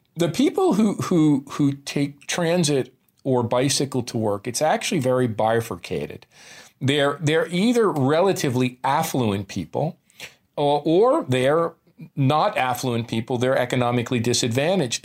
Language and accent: English; New Jersey, United States; moved away; a kid from New Jersey